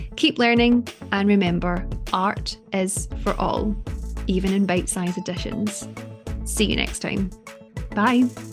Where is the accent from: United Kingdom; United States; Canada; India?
United Kingdom; Scotland; as a Scottish person